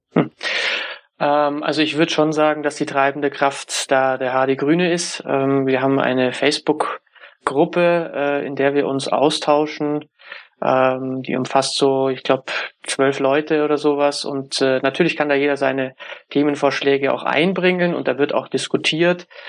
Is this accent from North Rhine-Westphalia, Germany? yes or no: no; Munich, Bavaria, Germany; Ich komme aus München